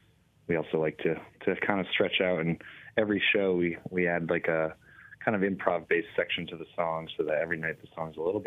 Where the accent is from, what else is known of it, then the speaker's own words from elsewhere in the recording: Adirondacks, New York, United States; moved away as an adult; now in Burlington, United States; I personally grew up in the Adirondacks across the lake in New York.